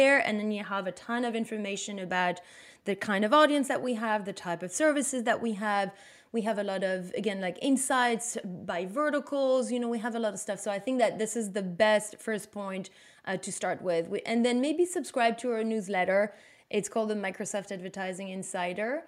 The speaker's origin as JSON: {"language": "English", "country": "Belgium", "second_language": "English", "moved": "as an adult", "lives_now": "New York, United States", "said": "I'm from Belgium"}